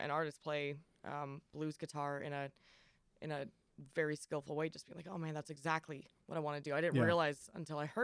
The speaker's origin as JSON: {"language": "English", "region": "California", "country": "United States", "tie": "born or raised there", "also_born_or_lived": "Washington State", "moved": "yes", "lives_now": "Nashville, United States", "said": "I was born in California, lived mostly in California for most of my life"}